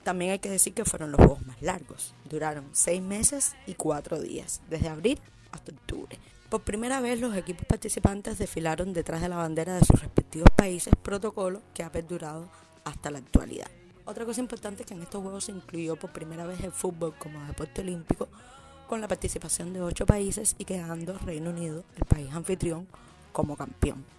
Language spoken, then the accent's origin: Spanish; Cuba; Como buena cubana